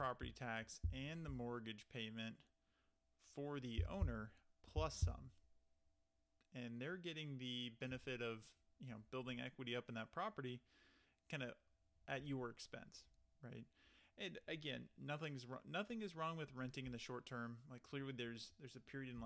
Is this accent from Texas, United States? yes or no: yes; Texas, United States; moved away; I'm originally from Texas